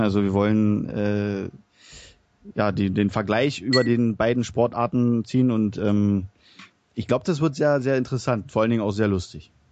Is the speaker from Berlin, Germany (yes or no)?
yes; Berlin, Germany; now in Bavaria, Germany; ich wohne zurzeit in Bayern, komme mal gebürtig aus Berlin. Hört mal vielleicht an meinen Dialekt